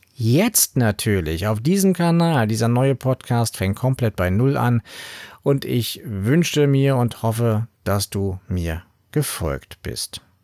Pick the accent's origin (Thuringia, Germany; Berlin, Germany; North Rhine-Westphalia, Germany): Berlin, Germany; ich komme aus Berlin